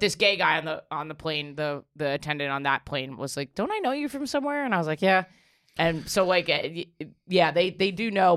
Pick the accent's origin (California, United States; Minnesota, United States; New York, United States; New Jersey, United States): New York, United States; I'm from here. I'm born and raised in New York.